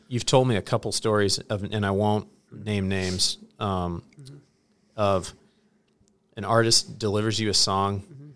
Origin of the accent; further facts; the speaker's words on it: Hillsboro, Illinois, United States; I grew up in Hillsboro, Illinois, population five thousand.